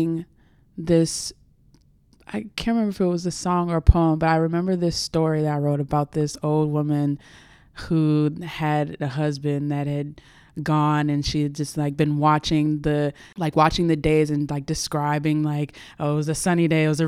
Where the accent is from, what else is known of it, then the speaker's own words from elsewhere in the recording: Accokeek, Maryland, United States; I grew up in Accokeek, Maryland